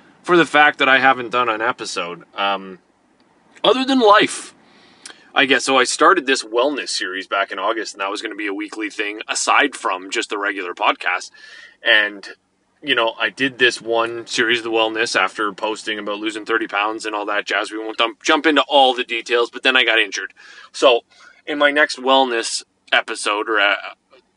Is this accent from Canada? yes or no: yes; Canada; we're Canadian